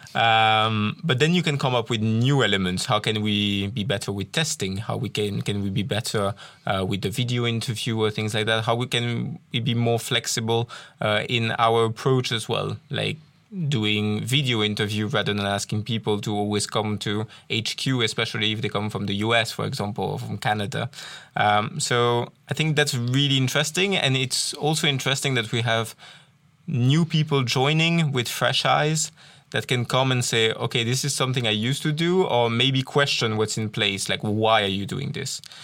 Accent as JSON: {"language": "English", "town": "Tournai", "region": "Wallonia", "country": "Belgium", "also_born_or_lived": "England / Ireland / Wales", "first_language": "French", "second_language": "English", "moved": "yes", "said": "I originally come from Tournai. So, as you can probably hear from my accent, uh, I'm a French speaker originally"}